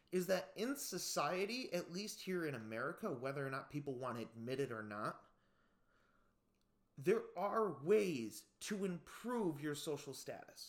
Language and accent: English; United States; growing up in the United States